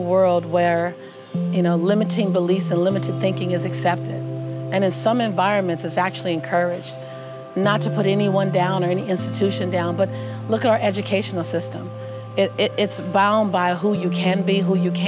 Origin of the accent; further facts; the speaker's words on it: Los Angeles, California, United States; Born and raised in South Central Los Angeles